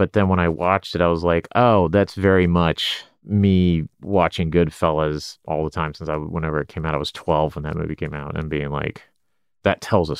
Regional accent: Oklahoma, United States; You know, I grew up in Oklahoma.

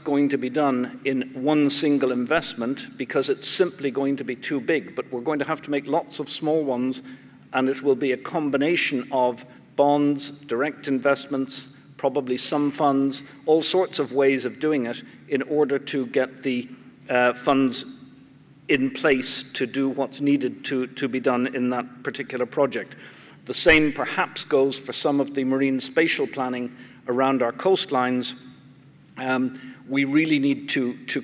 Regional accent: Ireland; now in New Zealand; I come from Ireland

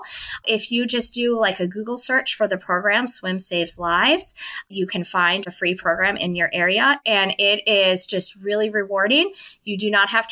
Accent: Chicago, Illinois, United States; moved away; I'm originally from Chicago

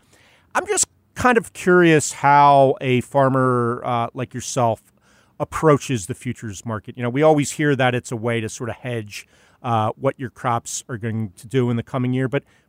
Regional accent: Pennsylvania, United States; I grew up in Pennsylvania, not on a farm, but near farms.

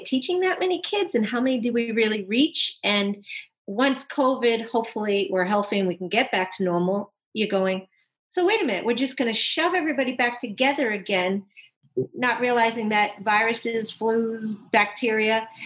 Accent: Boston, Massachusetts, United States; now in Southern California, United States; I grew up in Boston

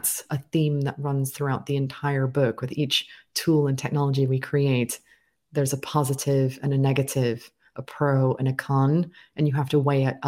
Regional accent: United States; accent: slightly transatlantic; now in United Kingdom; I live in the United Kingdom, but I was born and raised in the United States. So I have a slightly transatlantic accent and perspective on many affairs

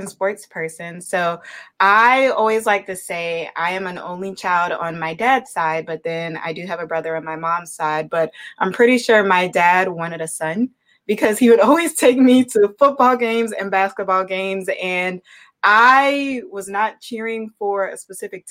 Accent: Savannah, Georgia, United States; moved away as an adult; also born or lived in Blacksburg, Virginia / Atlanta, Georgia / Charlotte, North Carolina / Gainesville, Florida; now in Milwaukee, United States; born and raised in Savannah, Georgia

